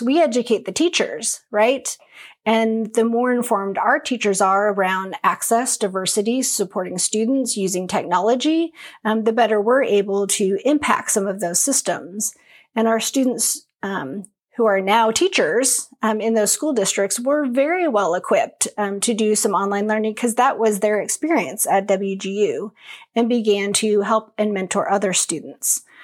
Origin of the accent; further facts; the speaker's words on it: Longview, Washington, United States; So I grew up in Longview, Washington, right along the Columbia River